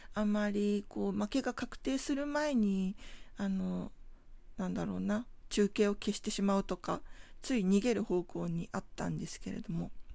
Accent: Tokyo, Japan; 出身地が東京なんですけれども東京都墨田区

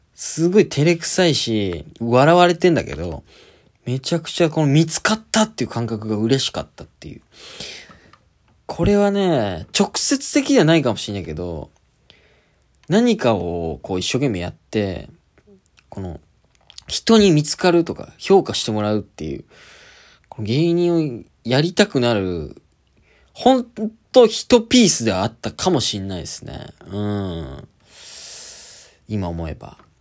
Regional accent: Kyushu, Japan; also born or lived in Kitakyushu; 家の近く、九州の九州工業大学っていう国立の大学に、しぶしぶ行くことになる

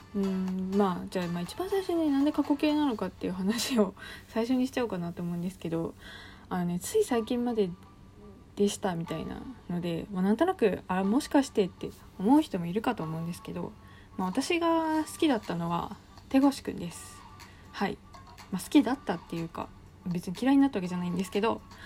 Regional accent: Niigata, Japan; 私の地元新潟

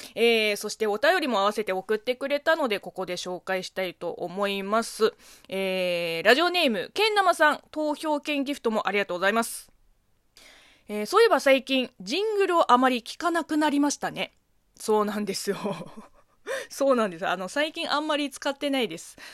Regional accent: China; Japanese is a second language; now in Japan; 中国生まれ、中国育ち

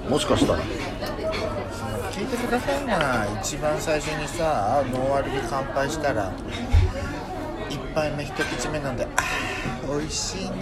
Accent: Fukuoka, Japan; 博多出身福岡出身だからかな

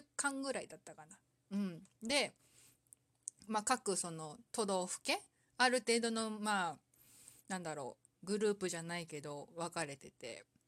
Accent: Saitama, Japan; 私の地元

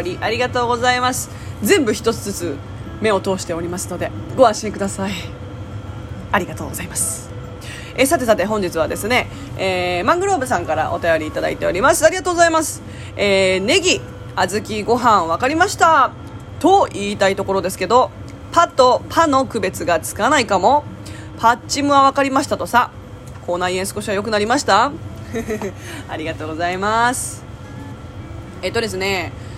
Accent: Japan; first language Japanese; 育ちがもうね、0歳の時から育ちがここなんでもう日本語が刷り込まれてる

